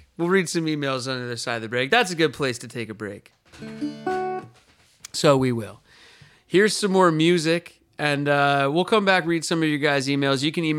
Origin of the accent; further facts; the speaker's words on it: California, United States; But I'm from the place, I'm from California, and I want a little freedom.